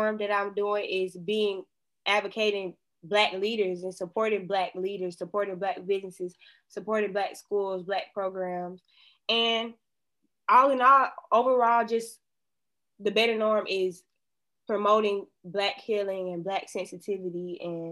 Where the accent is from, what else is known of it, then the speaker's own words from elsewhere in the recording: Atlanta, Georgia, United States; I was born and raised in Atlanta